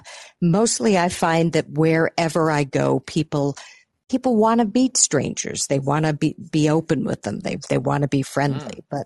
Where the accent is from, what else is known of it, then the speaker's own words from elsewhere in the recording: New York City, New York, United States; we're from New York City